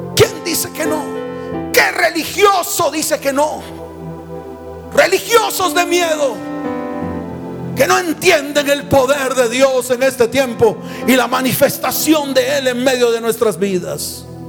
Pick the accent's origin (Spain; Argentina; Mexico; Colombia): Colombia; Santa Marta, Magdalena; moved away; viajé a mi tierra, a Santa Marta